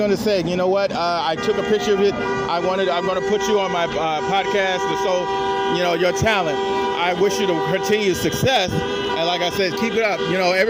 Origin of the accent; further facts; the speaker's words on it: Chicago, Illinois, United States; Well, I'm from Chicago